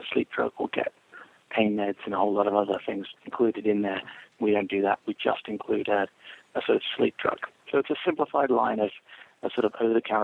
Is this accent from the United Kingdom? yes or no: yes; England, United Kingdom; now in United States; I grew up in England and then came to America